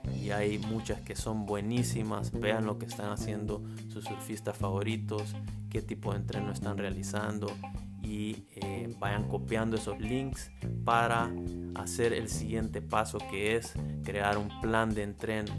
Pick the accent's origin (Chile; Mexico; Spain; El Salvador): El Salvador; soy del Salvador